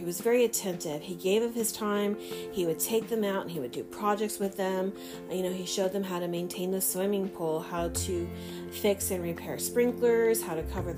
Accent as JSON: {"language": "English", "town": "Fresno", "region": "California", "country": "United States", "tie": "born or raised there", "said": "growing up in my hometown of Fresno"}